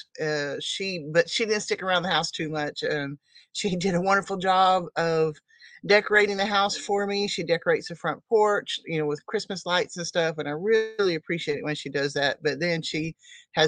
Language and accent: English; Oklahoma, United States; I'm from Oklahoma